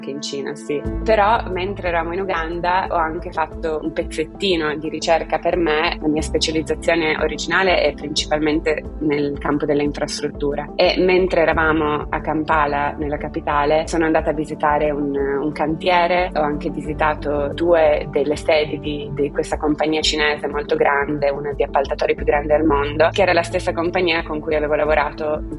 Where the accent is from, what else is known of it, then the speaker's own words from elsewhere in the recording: Turin, Piedmont, Italy; Sono partita da Torino, ho studiato lingue cinese e inglese a Torino in triennale